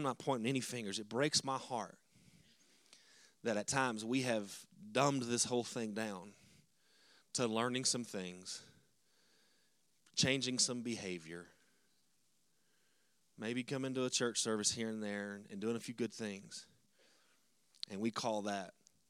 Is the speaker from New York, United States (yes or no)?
no; Texas, United States; And, of course, that's when we're from Texas, like, "Thank God we made it. We made it."